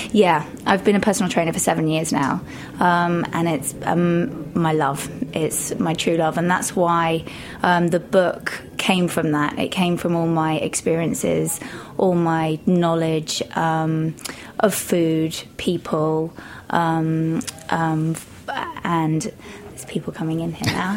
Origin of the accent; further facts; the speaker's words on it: Shropshire, West Midlands, United Kingdom; moved away as an adult; also born or lived in London; now in New York, United States; Shropshire, um, so it's kind of on the border of the Midlands